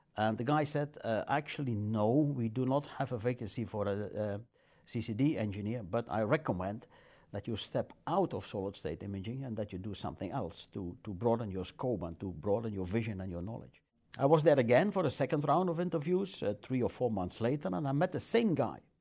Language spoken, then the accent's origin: English; near Maaseik, Flanders, Belgium; I was born in Masik in the hospital over there. And I think I stayed in Masik for five, six, seven days.